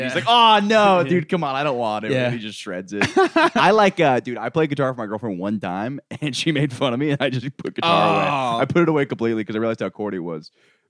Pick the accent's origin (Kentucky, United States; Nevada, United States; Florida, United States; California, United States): Florida, United States; Orlando; I'm from Orlando.